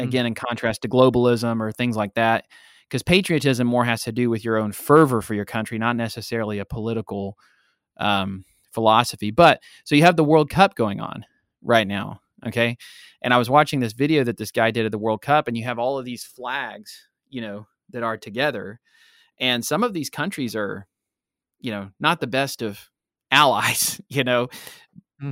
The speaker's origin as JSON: {"language": "English", "country": "United States", "said": "I'm an American Christian man"}